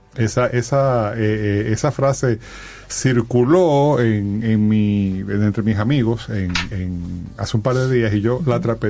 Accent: Dominican Republic; nosotros como sociedad dominicana

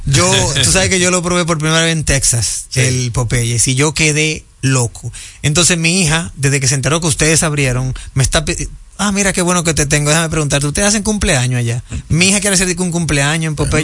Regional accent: Dominican Republic; nosotros como dominicanos

